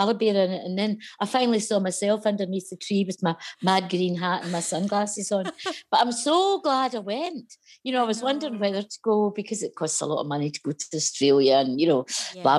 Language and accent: English; Lanarkshire, north of Motherwell, Scotland, United Kingdom; I grew up, but north of Motherwell, so not far from where this line goes